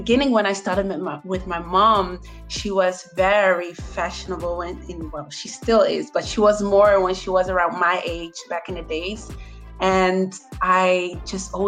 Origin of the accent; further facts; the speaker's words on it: Netherlands; moved away as an adult; now in Barcelona, Spain; I'm from the Netherlands, but I am living in Barcelona, Spain for 5 years.